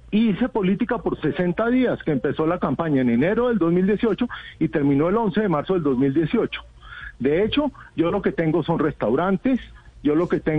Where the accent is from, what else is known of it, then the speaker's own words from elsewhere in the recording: Bogotá, Colombia; pero yo estoy acá como ciudadano, como ciudadano de Bogotá, que queremos un cambio para Bogotá